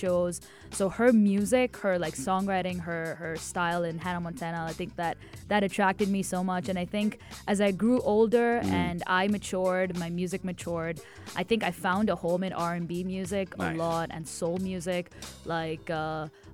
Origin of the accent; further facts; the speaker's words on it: Dubai, United Arab Emirates; also born or lived in Oman / Tamil Nadu, India; I was born in Oman and I came to Dubai at the age of 2